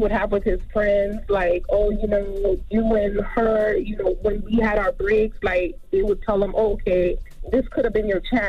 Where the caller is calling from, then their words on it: Miami, Florida, United States; Hello, hi. I'm calling from Miami.